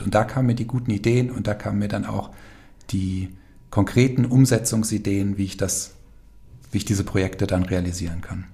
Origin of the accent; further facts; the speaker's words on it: Falkenberg, Hesse, Germany; also born or lived in Giessen / Cologne; Aufgewachsen bin ich hier in Falkenberg